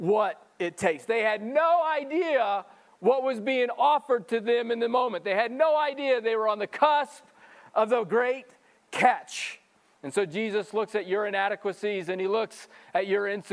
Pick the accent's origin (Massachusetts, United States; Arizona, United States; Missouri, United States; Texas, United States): Missouri, United States; moved away; I'm a country boy, and even growing up in Missouri, I would go fishing.